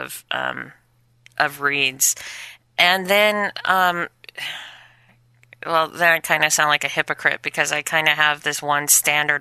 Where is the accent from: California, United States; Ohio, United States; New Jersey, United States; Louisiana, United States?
California, United States; Chino; born or raised there; also born or lived in Inglewood, California; now in Los Angeles, United States